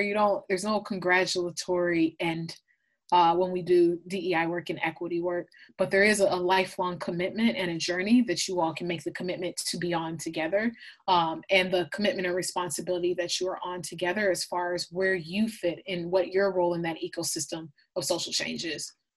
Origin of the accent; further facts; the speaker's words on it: Blaine, Minnesota, United States; I, I, was born and raised in, in, Minneapolis, Minnesota, specifically Blaine, Minnesota, which is a small, predominantly white suburb um, of Minneapolis.